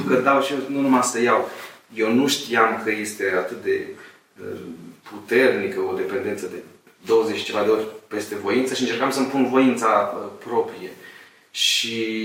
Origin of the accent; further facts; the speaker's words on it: Moldavia, Romania; sunt un român, un moldovean, sunt căsătorit cu o ardeleancă